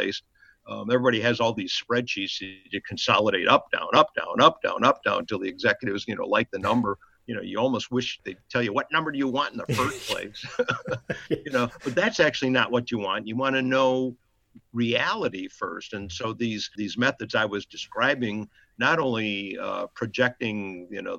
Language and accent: English; Chicago, Illinois, United States; my mother and father had a little delicatessen in Chicago, and we lived in a tiny apartment above it